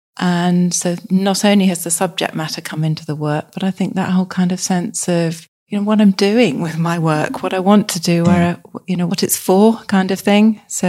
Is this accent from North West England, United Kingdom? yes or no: no; South East England, United Kingdom; moved away as an adult; now in Somerset, United Kingdom; in 2019, having lived in Hampshire all my life. So it was a very big move and it just coincided with lockdown.